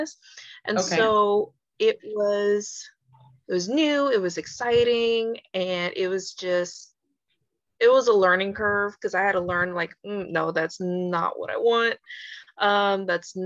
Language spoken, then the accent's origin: English; Houston, Texas, United States; I really am from Houston, born and raised